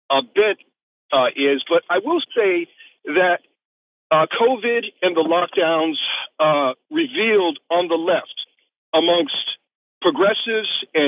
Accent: New York City, New York, United States; I grew up in New York City loving Chinese culture.

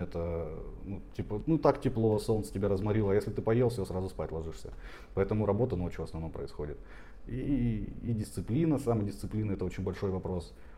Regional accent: Tomsk, Tomsk Oblast, Russia; moved away as an adult; now in Georgia; я из Томска, э, хотя родился еще дальше.

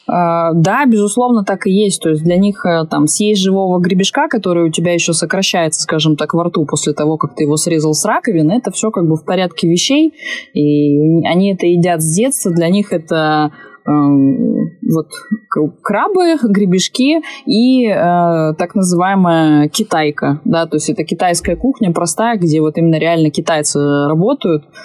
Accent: Crimea, Ukraine; вот, допустим, я росла в Крыму

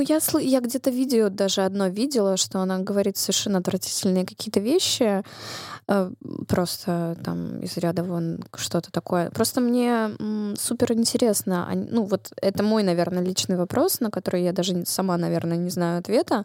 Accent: Russia; я выросла и родилась в России

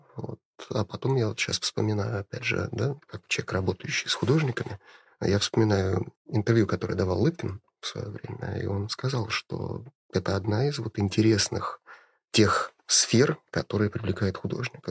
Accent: Saint Petersburg, Russia; я коренной ленинградец, и у меня как у жителя города, как у человека, родившегося в этом городе

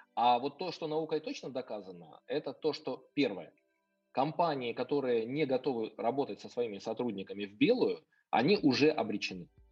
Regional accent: Kyiv, Ukraine; я сам э, потомственный киевлянин, то есть я родился и вырос в Киеве.

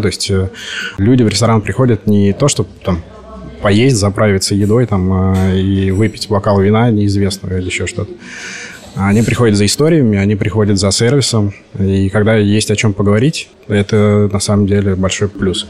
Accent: Nizhny Novgorod, Nizhny Novgorod Oblast, Russia; moved away as an adult; also born or lived in Moscow; now in Sochi, Russia; Я родом из Нижнего Новгорода

